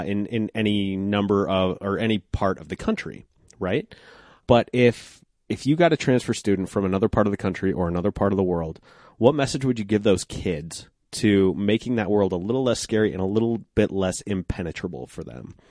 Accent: Golden, Colorado, United States; now in Denver, United States; I grew up in Golden

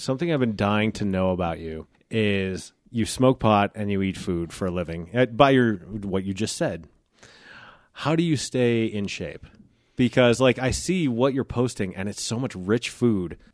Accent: Genesee, Colorado, United States; I grew up here, so, like, I grew up in Genesee

